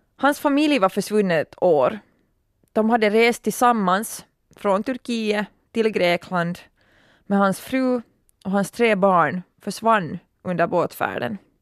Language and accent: Swedish; Turku, Southwest Finland, Finland; min hemstad Åbo